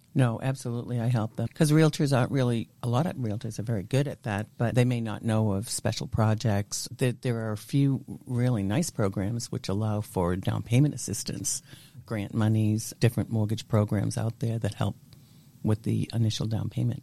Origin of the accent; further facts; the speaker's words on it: Natick, Massachusetts, United States; also born or lived in Waltham, Massachusetts; I grew up until I was 11 year old, 11 years old, yes, mm-hmm. in the city of Waltham.